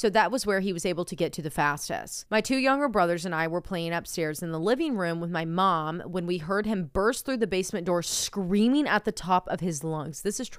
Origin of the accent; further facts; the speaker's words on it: Tennessee, United States; I'm also from Tennessee, about 3 hours from you.